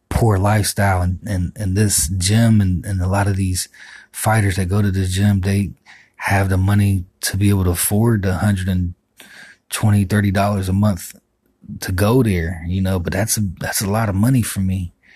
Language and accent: English; Miami, Florida, United States; I'm from Miami